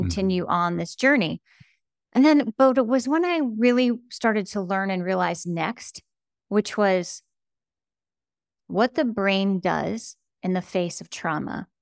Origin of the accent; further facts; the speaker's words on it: United States; I grew up on the Ohio, Pennsylvania border in an old, rusted out steel town